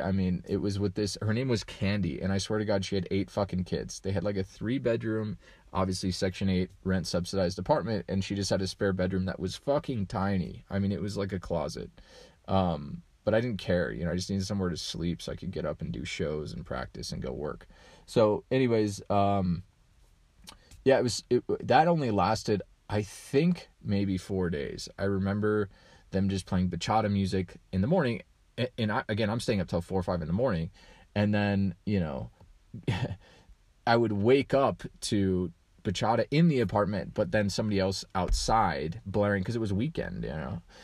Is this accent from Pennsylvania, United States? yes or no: no; Colorado, United States; I grew up in Colorado